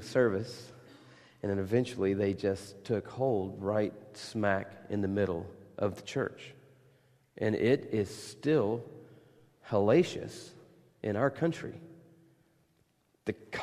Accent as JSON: {"language": "English", "country": "United States", "said": "I'm from America"}